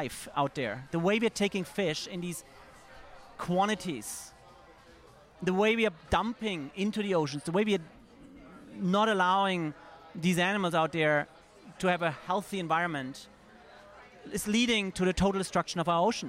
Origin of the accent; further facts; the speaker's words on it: Germany; now in New York, United States; I'm German originally. I was living in New York by that date already